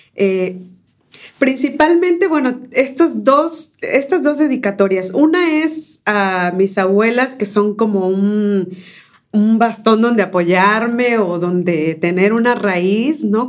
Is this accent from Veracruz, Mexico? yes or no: yes; Córdoba, Veracruz, Mexico; first language Spanish; also born or lived in San Pedro Ixhuatlán del Café / Comapa; now in United States; yo nací en Córdoba, Veracruz, pero mi familia es de las altas montañas